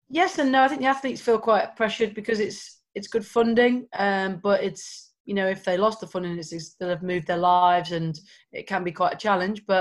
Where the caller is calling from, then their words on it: Loughborough, East Midlands, United Kingdom; So I'm in a, in the middle of the the United Kingdom in a place called Loughborough. Um, it's the furthest point from water um, in terms of coastline in the whole entire country, I think.